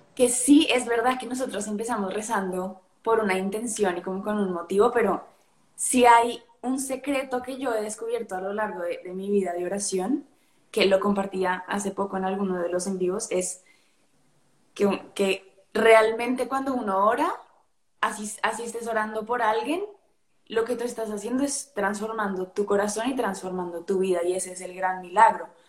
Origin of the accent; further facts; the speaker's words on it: Colombia; moved away as an adult; also born or lived in Spain / Boston; now in Madrid, Spain; soy de Colombia, nací en Colombia, Em, estudié en España, después me fui a Boston a vivir un año y ahorita estoy de vuelta en Madrid